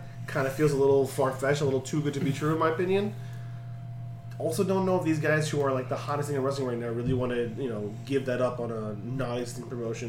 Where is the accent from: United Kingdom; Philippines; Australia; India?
Australia; I'm Australian. What do I know?